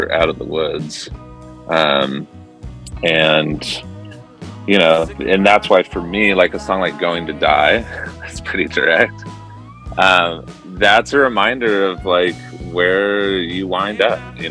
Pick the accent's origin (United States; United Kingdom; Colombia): United States; Irvine, California; moved away as an adult; also born or lived in Newport Beach, California / San Francisco, California; now in Marin County, United States; I grew up in Southern California in Irvine and then Newport Beach. And I moved up to San Francisco in 2000